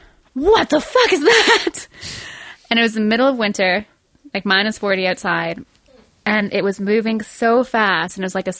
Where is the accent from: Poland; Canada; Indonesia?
Canada; being a Canadian